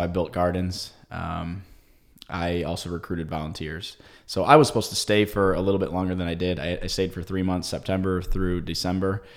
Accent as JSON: {"language": "English", "country": "United States", "said": "I love being an American."}